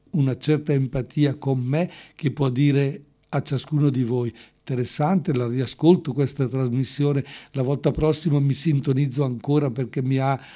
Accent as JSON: {"language": "Italian", "town": "Quinzano d'Oglio", "region": "Lombardy", "country": "Italy"}